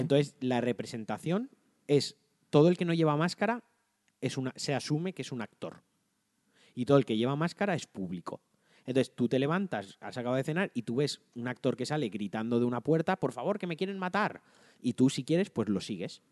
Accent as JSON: {"language": "Spanish", "region": "Valencian Community", "country": "Spain", "said": "me toca directamente como valenciano"}